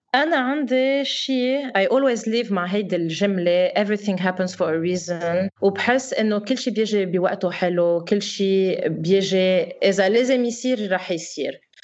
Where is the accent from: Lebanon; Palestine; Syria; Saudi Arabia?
Lebanon; moved away as an adult; now in Dubai, United Arab Emirates; انا خلقني بفرنسا وكبرت بفرنسا و... واول وحده بدي ارجع على بلدي